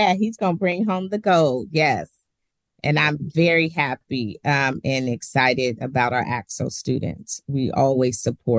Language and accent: English; Seattle, Washington, United States; born and raised in Seattle.